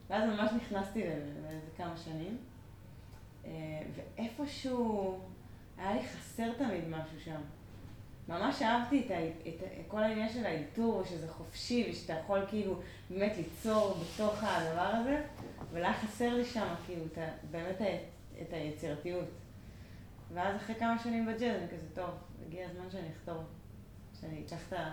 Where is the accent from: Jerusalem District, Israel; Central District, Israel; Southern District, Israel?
Jerusalem District, Israel; Jerusalem; גדלתי בכמה מקומות. כאילו, אזור קטמון, באקה, מושבה, אה, ארנונה.